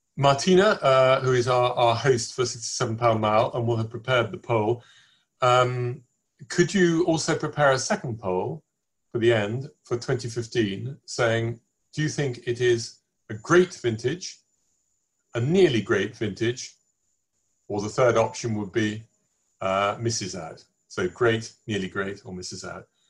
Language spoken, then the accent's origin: English; England, United Kingdom; accent: English; my English accent